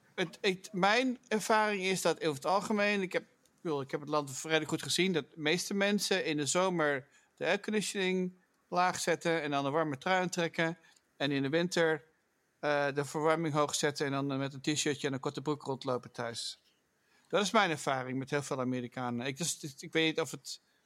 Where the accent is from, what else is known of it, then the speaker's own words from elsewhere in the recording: Netherlands; now in United States; als Nederlander erg veel pijn doet. Want je, wat, je groeit dan ook op met, de, met het, weet je wel, hoe de duinen groeien